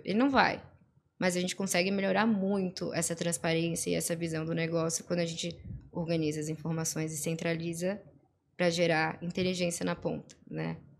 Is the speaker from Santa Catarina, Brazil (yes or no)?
yes; Florianópolis, Santa Catarina, Brazil; eu sou aqui de Floripa, nascida, e criada